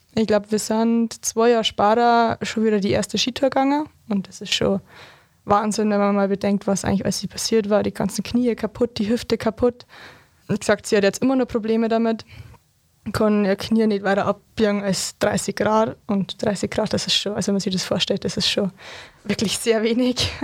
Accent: Berchtesgaden, Bavaria, Germany; als gebürtiger Berchtesgadener

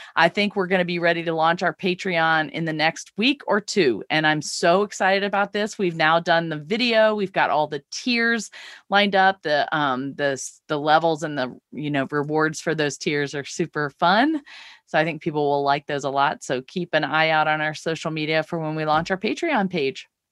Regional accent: Laurel, Mississippi, United States; my hometown of Laurel, Mississippi

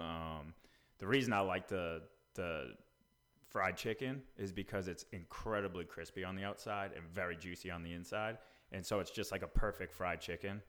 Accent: New England, United States; now in Franklin, TN, United States; we're both from New England.

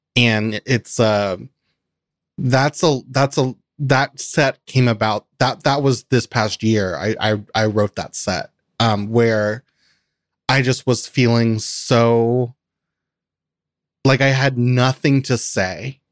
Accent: Kentucky, United States; moved away; I grew up in Kentucky

